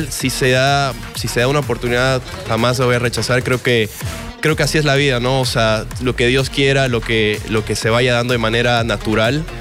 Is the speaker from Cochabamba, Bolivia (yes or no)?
yes; Cochabamba, Bolivia; also born or lived in Tarija / Santa Cruz; No, amo todo Bolivia, así que, no podría escoger un, solo lugar. La verdad es que he sido muy feliz en, Cochabamba. También viví en Tarija y, en Santa Cruz